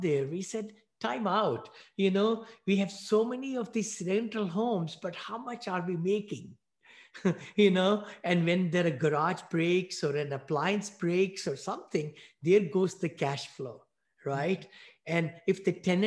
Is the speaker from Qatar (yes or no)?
no; New Delhi, Delhi, India; moved away as an adult; also born or lived in Bowling Green, Ohio / Findlay, Ohio; now in United States; I'm a mechanical engineer from New Delhi, India. I grew up there. I was born there